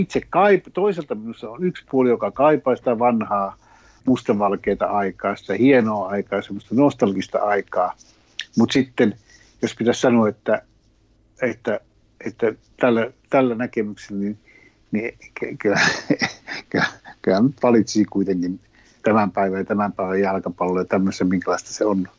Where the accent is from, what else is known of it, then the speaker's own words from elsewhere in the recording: Finland; Sitten kysyi, mistä päin oot? Sitten mä sanoin, Suomesta